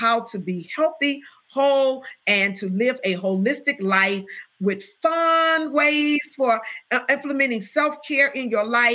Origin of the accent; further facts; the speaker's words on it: Chicago, Illinois, United States; I'm from the South Side